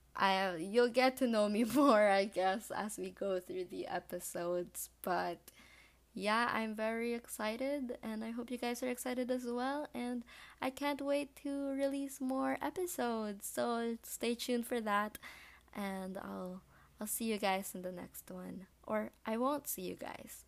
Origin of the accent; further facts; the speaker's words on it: Philippines; I am Filipino from the Philippines.